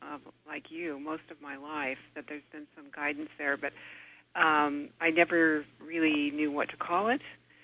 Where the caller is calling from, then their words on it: Half Moon Bay, California, United States; I'm calling from Half Moon Bay, California.